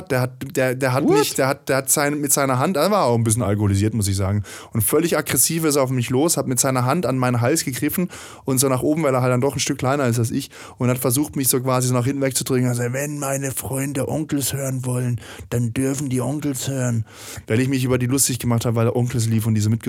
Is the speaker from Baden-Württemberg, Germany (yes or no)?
yes; Stuttgart, Baden-Württemberg, Germany; born or raised there